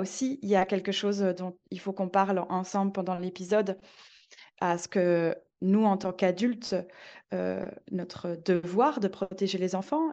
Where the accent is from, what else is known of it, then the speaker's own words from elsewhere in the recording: Belgium; moved away as an adult; now in Marseille, France; je suis belge